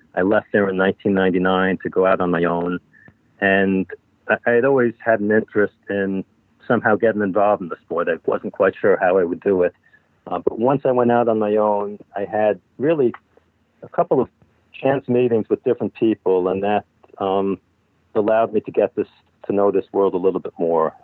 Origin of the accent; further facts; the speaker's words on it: Amherst, Massachusetts, United States; I grew up in Amherst, Massachusetts.